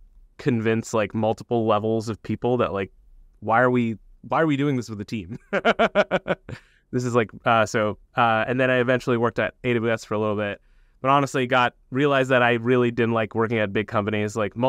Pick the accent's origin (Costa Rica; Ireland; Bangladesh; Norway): Bangladesh; born there; also born or lived in United States / Saudi Arabia / England / Iran; I was born in Bangladesh, so I moved around a lot growing up. Lived in the U.S. when I was super young, but then moved to Saudi Arabia, back to Bangladesh, to England, to Iran, Bangladesh again.